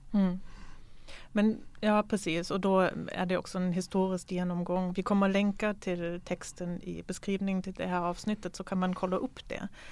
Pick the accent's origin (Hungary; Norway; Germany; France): Germany; moved away; Jag är ju född ifrån DDR